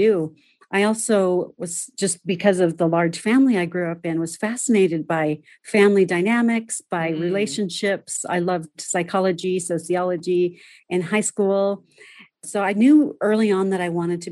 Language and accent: English; Southern California, United States; I was born and raised in Southern California